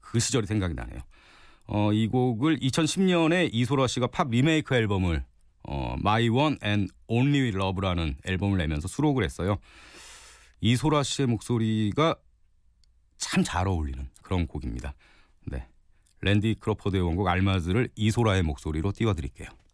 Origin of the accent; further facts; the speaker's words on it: Gangneung, Gangwon, South Korea; 강원도 강릉에서 왔습니다. 네, 강원도 강릉에 살고 있는 43살 아저씨고요.